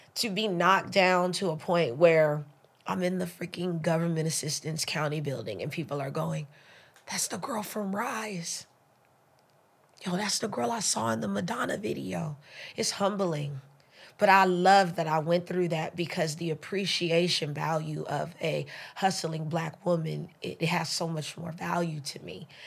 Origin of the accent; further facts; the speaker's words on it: Los Angeles, California, United States; also born or lived in Belize; I grew up in the slums. I'm in South Central